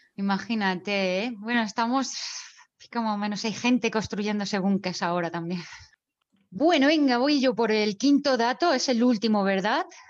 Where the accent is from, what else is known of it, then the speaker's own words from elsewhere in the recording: Jaén, Andalusia, Spain; now in Granada, Spain; Soy de Jaén, pero vivo en Granada